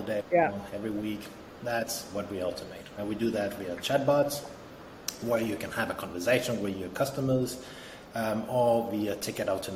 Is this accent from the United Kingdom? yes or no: no; France; also born or lived in Denmark; now in Berlin, Germany; I'm originally from Denmark, grew up in France